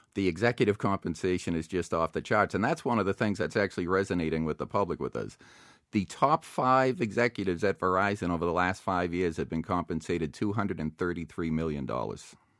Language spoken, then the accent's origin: English; Boston, Massachusetts, United States; now in Plymouth, United States; I grew up in South Boston. I now live down in Plymouth.